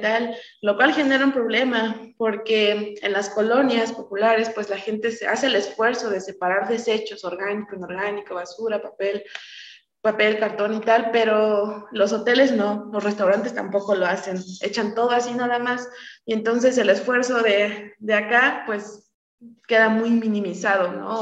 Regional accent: Oaxaca, Mexico; tenemos que estar ahí siendo oaxaqueños

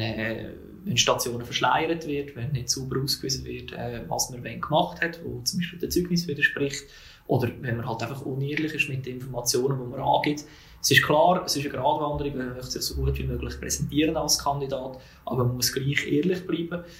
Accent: Zug, Switzerland; in Zug, wo ich aufgewachsen bin, wo ich auch daheim bin

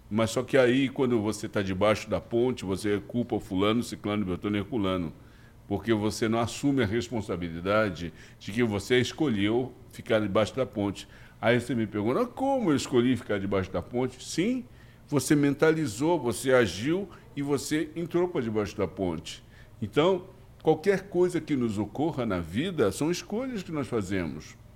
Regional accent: Brazil; eu não posso me caracterizar como um negro, um branco, um louro. Eu sou apenas um brasileiro. Eu sou uma mistura de um todo.

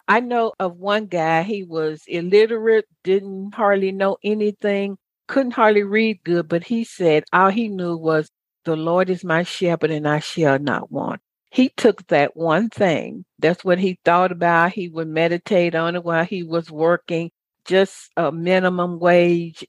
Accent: the South, United States; I grew up in a good old Baptist church. I'm from the South

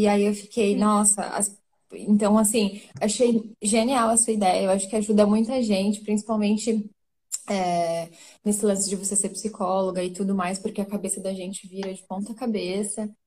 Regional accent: São Paulo, Brazil; moved away as an adult; now in Cascais, Portugal; eu tenho 30 anos, eu venho de São Paulo

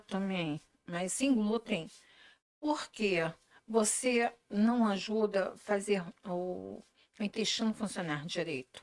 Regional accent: Macaé, Rio de Janeiro, Brazil; now in Niterói, Brazil; Sou de Macaé, moro aqui há 42 anos

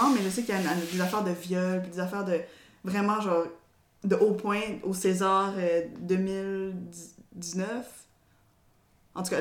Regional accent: DR Congo; also born or lived in Tanzania; moi je suis originaire du Congo. En fait, je me considère pas vraiment tanzanienne, pour de vrai, parce que dans le camp de réfugiés, il y avait toutes sortes de nationalités.

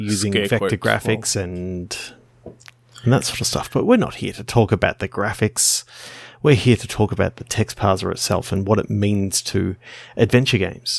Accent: Australia; Being an Australian

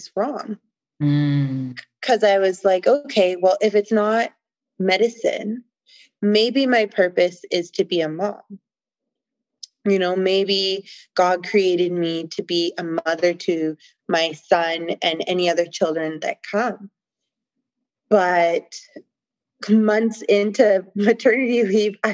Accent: Canada; I'm from Canada

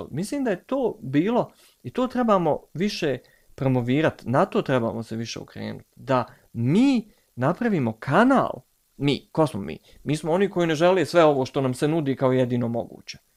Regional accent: Tuzla, Federation of Bosnia and Herzegovina, Bosnia & Herzegovina; strašno volim Tuzla, ja sam iz Tuzle.

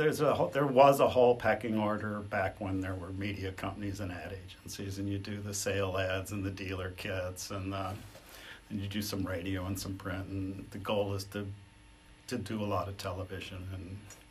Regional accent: Detroit, Michigan, United States; moved away as an adult; I grew up in Detroit

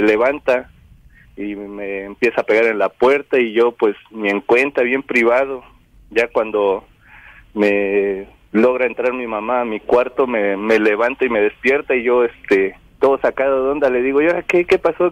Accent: Orizaba, Veracruz, Mexico; soy de aquí de Orizaba, Veracruz

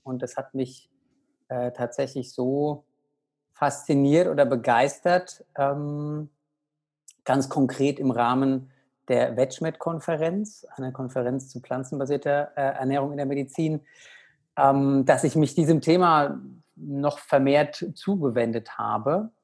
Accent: Aschaffenburg, Bavaria, Germany; ich bin aktuell zu Hause in Aschaffenburg, in meiner alten Heimat, in der Nähe von Frankfurt.

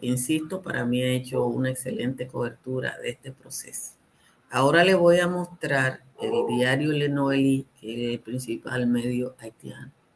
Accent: Dominican Republic; yo como dominicana

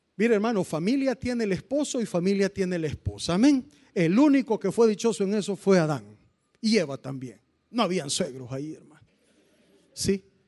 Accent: Cojutepeque, Cuscatlán, El Salvador; los que somos de Cojute.

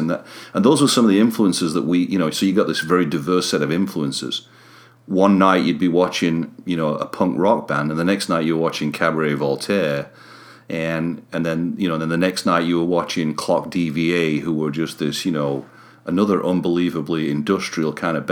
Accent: Sheffield, Yorkshire and the Humber, United Kingdom; moved away; I'm from Sheffield originally

